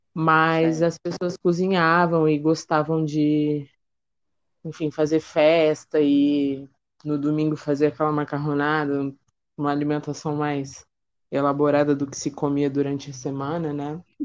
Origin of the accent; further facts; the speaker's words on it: São Paulo, Brazil; now in Rio de Janeiro, Brazil; eu atualmente moro no Rio, mas eu sou de São Paulo, da Zona Leste, na capital